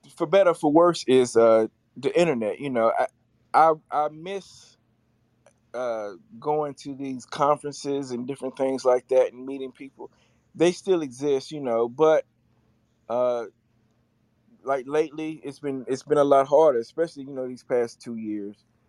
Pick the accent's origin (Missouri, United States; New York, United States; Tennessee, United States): Tennessee, United States; Chattanooga; I hail from Chattanooga, Tennessee.